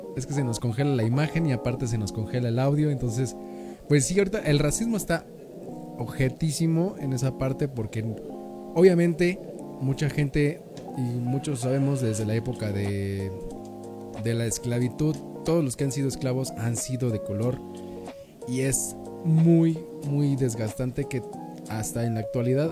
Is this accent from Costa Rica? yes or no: no; Mexico; nosotros no nos apoyamos como mexicanos